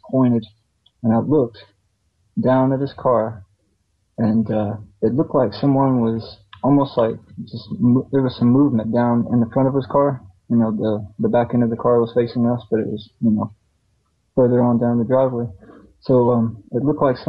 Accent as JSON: {"language": "English", "region": "the South", "country": "United States", "said": "I'm from the South"}